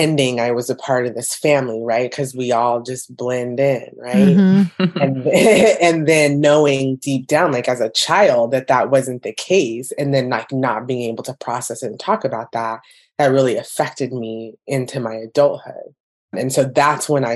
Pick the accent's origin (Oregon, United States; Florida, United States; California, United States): California, United States; Orange County; also born or lived in Hawaiian Gardens, California / Brea, California; I grew up in Orange County